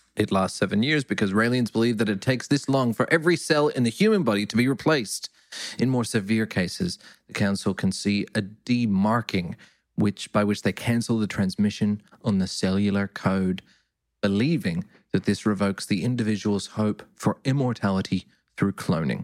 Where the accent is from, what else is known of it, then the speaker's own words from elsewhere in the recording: Perth, Western Australia, Australia; I grew up in Perth, we had a big brethren